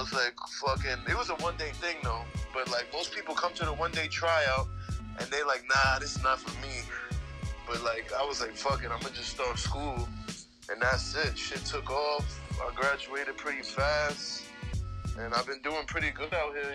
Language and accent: English; New York City, New York, United States; I'm born and raised in Queens, so I was born and raised in Woodside Projects